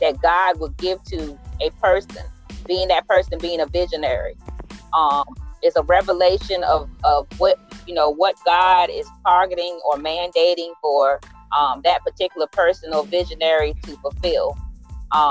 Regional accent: Middlesex County, Virginia, United States; I am from Middlesex County

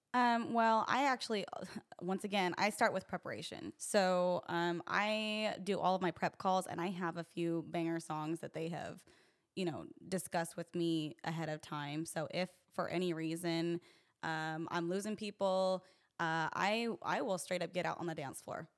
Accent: Utah, United States; I'm from Utah

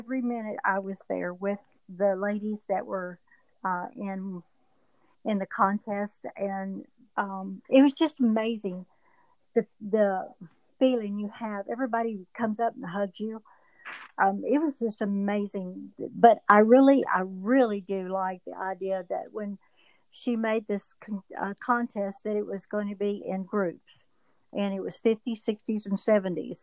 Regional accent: Duncanville, Texas, United States; my hometown

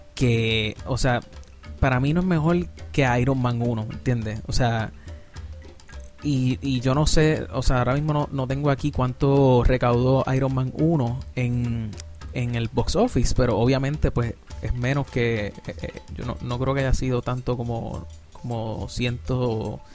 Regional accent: Puerto Rico; Yo soy de Puerto Rico

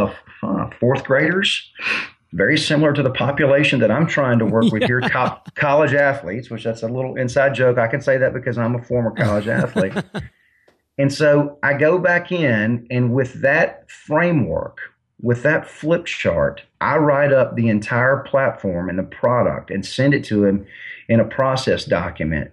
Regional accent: Mobile, Alabama, United States; I'm from Mobile, Alabama

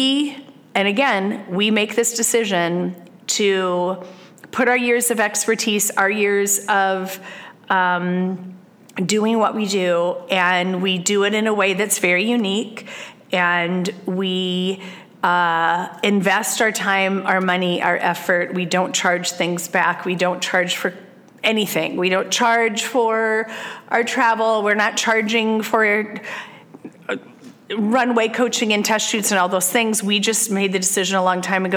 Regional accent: Iowa, United States; moved away as an adult; I was born and raised in Iowa and lived there for the first 40 years of my life

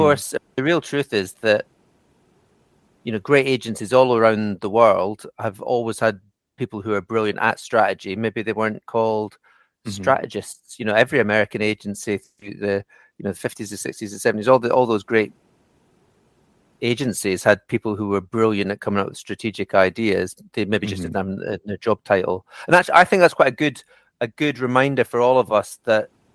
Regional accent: the Borders, Scotland, United Kingdom; moved away as an adult; also born or lived in London; now in outside London, United Kingdom; I grew up in the middle of nowhere in rural Scotland

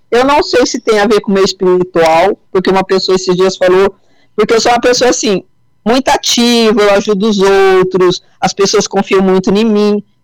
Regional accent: São Paulo, Brazil; eu sou do estado de São

